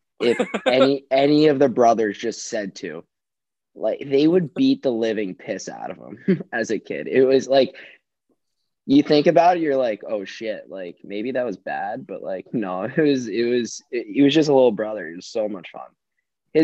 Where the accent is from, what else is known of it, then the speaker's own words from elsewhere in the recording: New York City, New York, United States; born and raised in Brooklyn